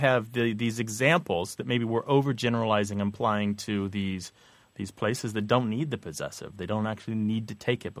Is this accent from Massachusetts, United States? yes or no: no; Missouri, United States; moved away; I grew up in Missouri